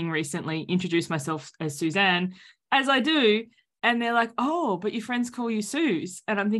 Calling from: Sydney, New South Wales, Australia; So everyone can hear the accent now. Welcome to the future. I'm joining you from Sydney, Australia.

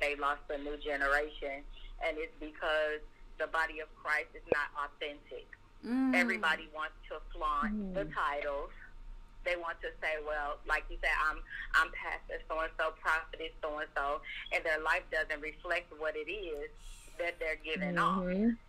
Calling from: Las Vegas, Nevada, United States; I am calling from Las Vegas, Nevada.

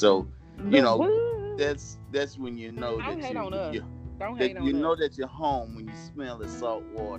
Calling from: Moss Point, Mississippi, United States; And I'm calling from the Gulf Coast of Mississippi, the best coast, from Moss Point, Mississippi.

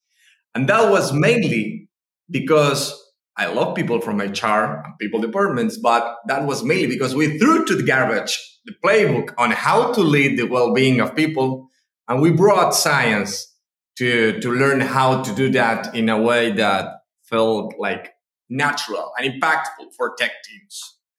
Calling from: Argentina; I'm speaking from Argentina right now. We're in the middle of the winter, so enjoying the winter.

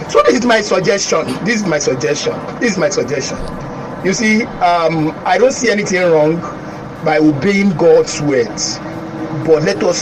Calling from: Lekki, Lagos, Nigeria; I'm calling from Lekki.

